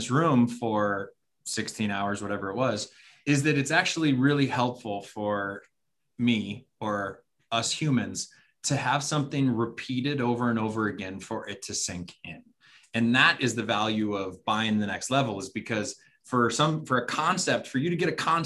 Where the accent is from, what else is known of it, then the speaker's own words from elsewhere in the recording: Arizona, United States; we're from Arizona